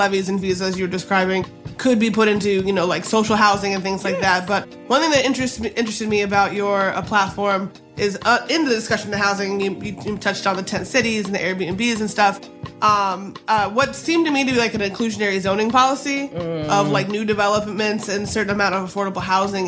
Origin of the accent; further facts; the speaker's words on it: the South, United States; I'm from the South